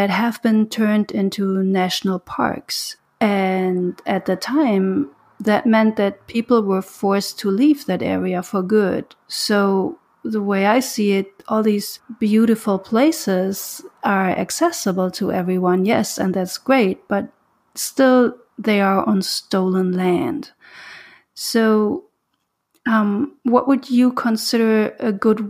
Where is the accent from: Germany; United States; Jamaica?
Germany; moved away; I'm from Germany